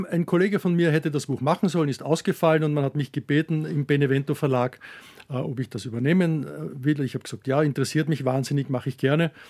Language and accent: German; Herzogenburg, Lower Austria, Austria; Ich komme aus Herzogenburg. Das ist eine kleine Stadt in der Nähe von Wien, also etwa 60 Kilometer Kilometer entfernt.